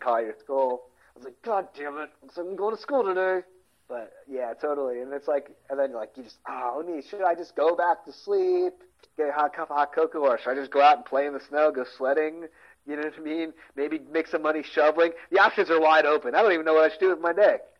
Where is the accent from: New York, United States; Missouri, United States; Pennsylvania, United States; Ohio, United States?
Pennsylvania, United States; Philadelphia; accent: Philadelphia; Our regional Philadelphia's regional accent's bizarre